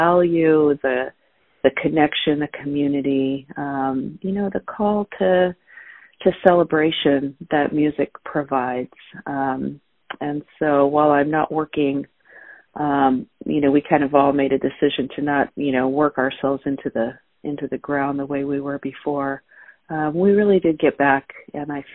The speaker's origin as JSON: {"language": "English", "area": "Orange County", "region": "California", "country": "United States", "tie": "born or raised there", "said": "I grew up in Southern California, in Orange County, California, in the suburbs"}